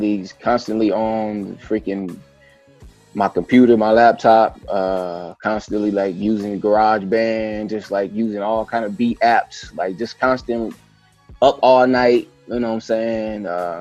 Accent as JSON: {"language": "English", "town": "Flint", "region": "Michigan", "country": "United States", "tie": "born or raised there", "also_born_or_lived": "Detroit, Michigan", "said": "I was born and raised in Flint, Michigan."}